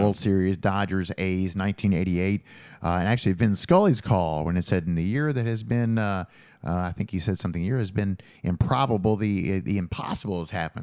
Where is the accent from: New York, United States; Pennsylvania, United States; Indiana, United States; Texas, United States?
Indiana, United States; Jeffersonville; moved away as an adult; also born or lived in Louisville, Kentucky; now in Bedford, United States; I grew up in Jeffersonville